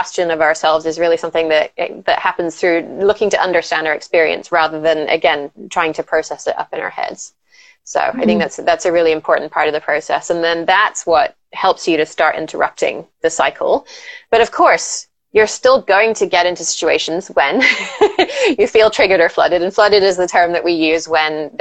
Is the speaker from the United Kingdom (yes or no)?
yes; England, United Kingdom; I grew up in England